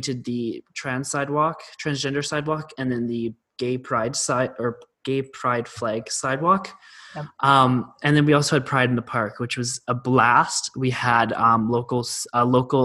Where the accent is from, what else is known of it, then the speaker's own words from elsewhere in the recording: Chestermere, Alberta, Canada; I've spent all 17 years of my life in Chestermere.